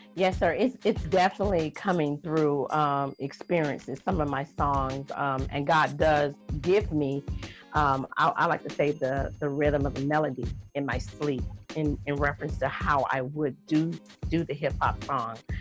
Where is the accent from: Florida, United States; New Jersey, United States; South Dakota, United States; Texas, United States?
Florida, United States; Jacksonville; also born or lived in Georgia; I was raised in Jacksonville, Florida